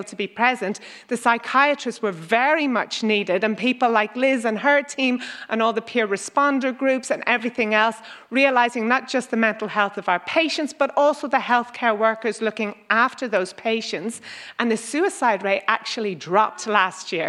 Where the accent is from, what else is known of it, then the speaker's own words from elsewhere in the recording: Ireland; now in Australia; I'm from Ireland.